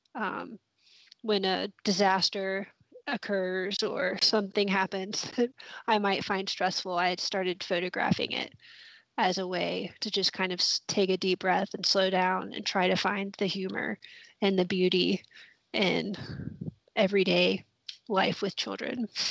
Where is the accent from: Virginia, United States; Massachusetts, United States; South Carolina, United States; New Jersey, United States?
South Carolina, United States; Columbia; moved away as an adult; also born or lived in Oxford, Mississippi; now in Mississippi, United States; I grew up in Columbia, South Carolina, and lived in the city and thought I lived in a small town